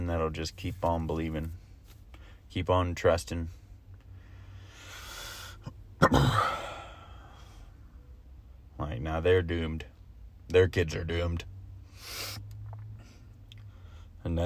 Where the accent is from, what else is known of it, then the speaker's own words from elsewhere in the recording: Florida, United States; I'm from Florida